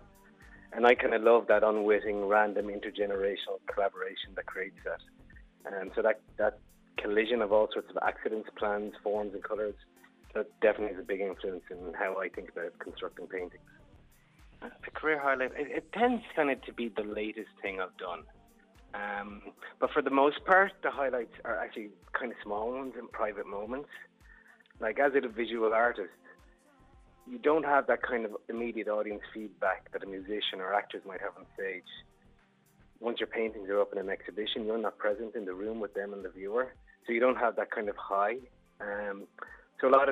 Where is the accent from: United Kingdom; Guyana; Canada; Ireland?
Ireland; Limerick, Munster; also born or lived in Dublin / Kilkenny; now in Thomastown, Ireland; I'm originally from Limerick, but grew up in Dublin for a bit, and I'm in Kilkenny now